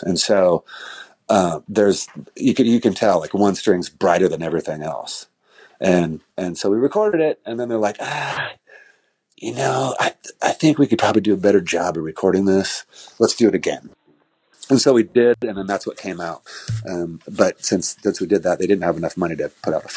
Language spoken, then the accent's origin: English; Aberdeen, Washington, United States; we're from Aberdeen